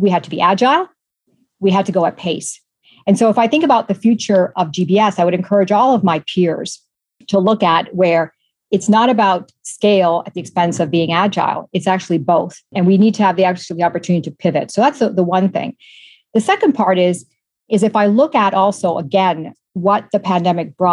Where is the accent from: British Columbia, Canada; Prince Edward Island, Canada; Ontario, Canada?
Ontario, Canada; Toronto; moved away; So I'm Canadian, born and raised in Toronto, a daughter of Italian immigrants